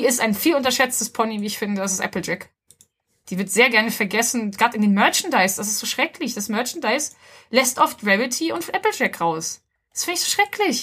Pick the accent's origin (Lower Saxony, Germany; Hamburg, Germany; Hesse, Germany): Hamburg, Germany; dass ich aus Hamburg komme